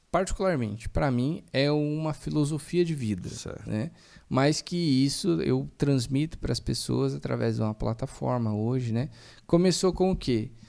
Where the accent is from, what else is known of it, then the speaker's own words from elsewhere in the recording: Brazil; É que nós somos do Brasil, né? É. E não tem comida melhor que a nossa.